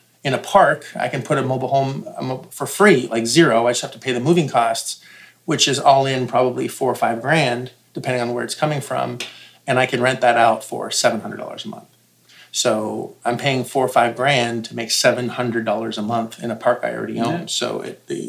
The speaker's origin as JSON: {"language": "English", "country": "Canada", "said": "Now, I'm Canadian"}